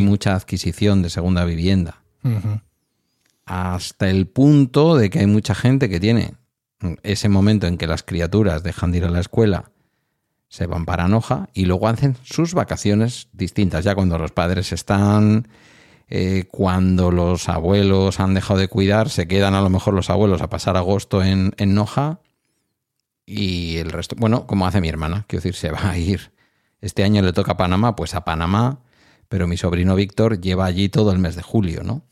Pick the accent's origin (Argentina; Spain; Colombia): Spain; near Bilbao, Basque Country; De mi pueblo al centro de Bilbao hay unos 9 kilómetros